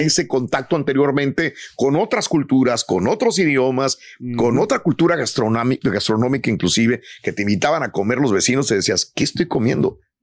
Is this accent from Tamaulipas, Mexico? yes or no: yes; Matamoros, Tamaulipas, Mexico; now in United States; cuando yo estaba en Matamoros, Tamaulipas, mi tierra